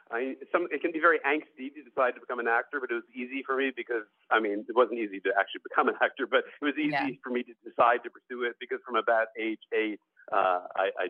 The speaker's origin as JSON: {"language": "English", "town": "New Rochelle", "region": "New York", "country": "United States", "tie": "born or raised there", "said": "I grew up in New Rochelle, New York, in the suburbs"}